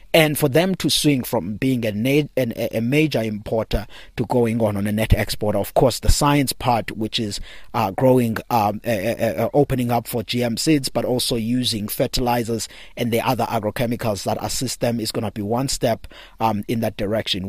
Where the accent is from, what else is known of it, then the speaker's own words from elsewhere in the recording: South Africa; my home country, South Africa